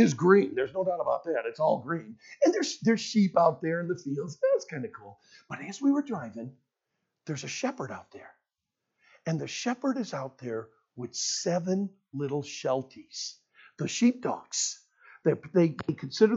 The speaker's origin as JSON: {"language": "English", "country": "United States", "said": "I'm from America."}